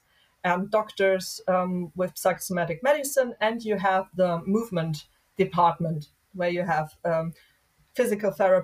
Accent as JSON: {"language": "English", "region": "Hesse", "country": "Germany", "tie": "born or raised there", "said": "somewhere here in my home state, which is Hessen"}